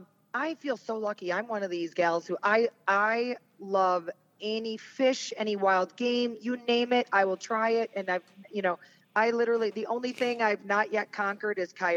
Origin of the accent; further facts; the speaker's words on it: Fort Atkinson, Wisconsin, United States; moved away as an adult; now in Montana, United States; I worked in Oshkosh near there. I am actually from Fort Atkinson, Wisconsin, which is, you know, southern Wisconsin, only an hour north of the Illinois border, not even an hour. But I get back there a couple times a year.